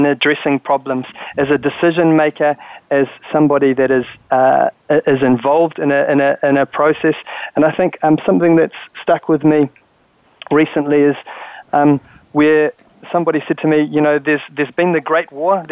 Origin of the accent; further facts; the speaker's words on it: New Zealand; moved away; I'm from New Zealand originally